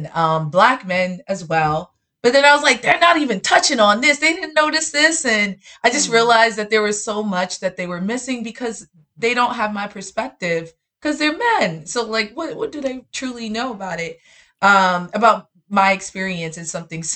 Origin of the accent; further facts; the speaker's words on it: New York City, New York, United States; I'm actually from up top. Yeah, I lived in Bronx and Harlem when I was younger, and now I'm full on Brooklyn